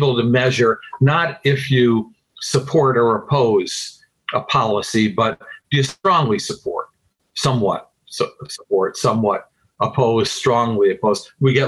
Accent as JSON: {"language": "English", "town": "Utica", "region": "New York", "country": "United States", "tie": "born or raised there", "said": "in my hometown, upstate New York, ultimately leading me to run for mayor of my little city, Utica"}